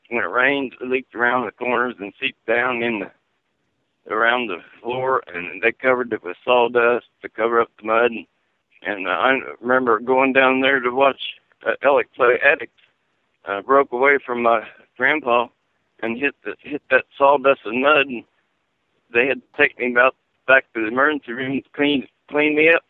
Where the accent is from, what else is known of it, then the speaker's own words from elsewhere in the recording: Alexandria, Indiana, United States; also born or lived in Redkey, Indiana / Muncie, Indiana; But I was from Alexandria. I was born and raised there. I left there.